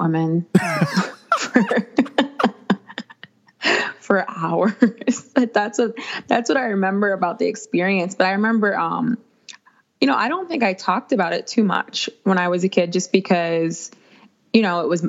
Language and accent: English; Minnesota, United States; I'm from Minnesota